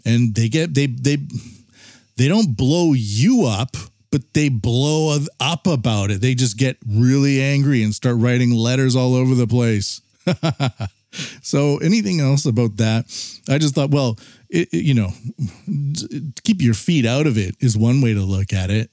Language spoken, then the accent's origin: English; Canada; I'm from Canada